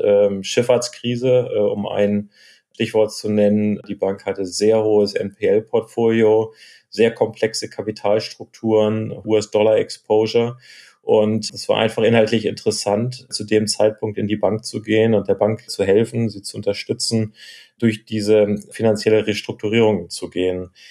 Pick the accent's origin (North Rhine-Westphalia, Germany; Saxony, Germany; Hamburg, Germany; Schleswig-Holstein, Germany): Hamburg, Germany; moved away; also born or lived in Chicago; wieder in Hamburg, meiner Heimatstadt, zu arbeiten